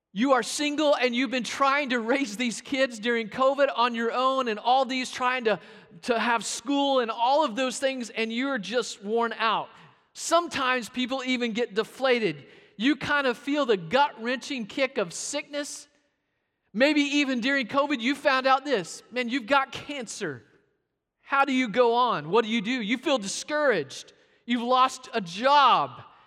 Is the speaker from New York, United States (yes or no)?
no; Arkansas, United States; Growing up in Arkansas